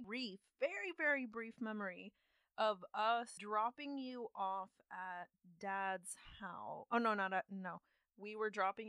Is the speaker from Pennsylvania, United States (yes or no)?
no; Austin, Texas, United States; I'm an aspiring world leader from Austin, Texas.